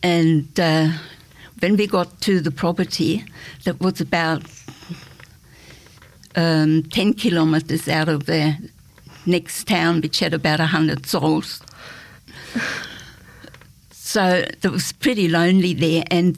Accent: Germany; English is a second language; moved away as an adult; also born or lived in West Germany; now in Australia; I was born in East Germany, just at the end of the war, and was educated there. Then Germany was divided, and when I was 18, I decided to escape

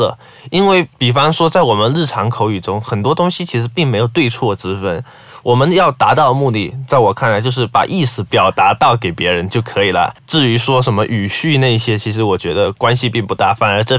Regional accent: southern China, China; moved away as an adult; now in Malaysia; 我毕竟来自中国南方。

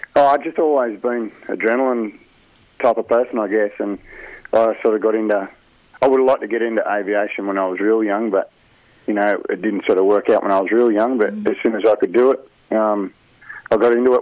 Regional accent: Albany, Western Australia, Australia; now in Rutherford, Australia; I grew up in Albany, Tara, and then I moved down here.

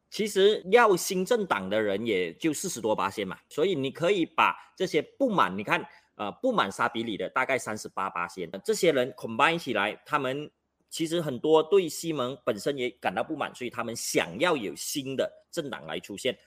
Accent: Malaysia; 我们马来西亚人哦， 都是比较专情、比较专一的啦

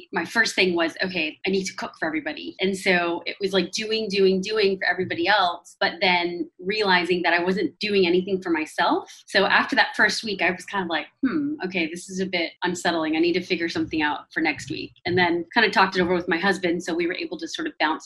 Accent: United States; I'm from America.

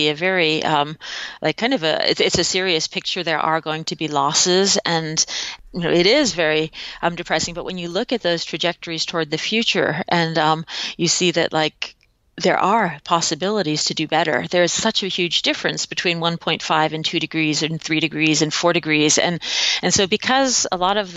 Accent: a suburb of New York in Connecticut, United States; also born or lived in Hong Kong / Thailand; growing up in kind of a suburb of New York in Connecticut

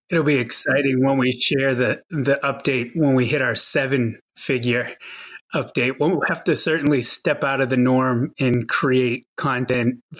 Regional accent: outside of Boston, Massachusetts, United States; now in Tucson, United States; I grew up on the East Coast outside of Boston and spent many years of my childhood shoveling snow

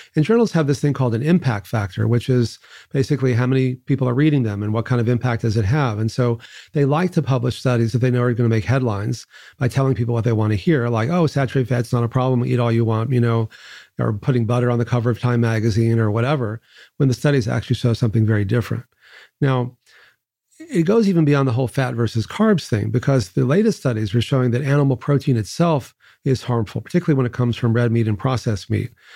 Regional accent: Texas, United States; I grew up in Texas

